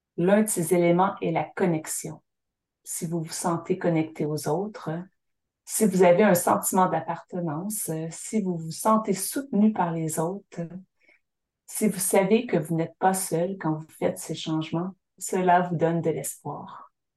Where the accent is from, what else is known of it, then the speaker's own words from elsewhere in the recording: Syilx Nation, British Columbia, Canada; de ma terre natale, la nation Sili, un endroit appelé Kulo, le lieu de la terre jaune. C'est ici que j'ai grandi